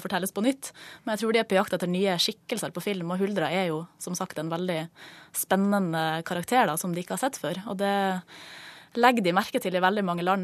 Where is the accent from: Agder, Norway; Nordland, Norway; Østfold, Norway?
Nordland, Norway; Mosjøen; moved away; Vi er jo fra samme by har gått på barneskole sammen og ehm, ja, han ble jo filmskaper, jeg ble skuespiller, og vi eh, møttes eh, hver ferie hjemme i Mosjøen